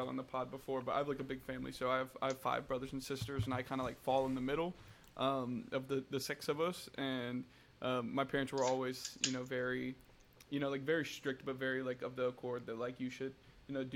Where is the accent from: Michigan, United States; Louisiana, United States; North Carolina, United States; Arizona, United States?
North Carolina, United States; I was born and raised in North Carolina my whole life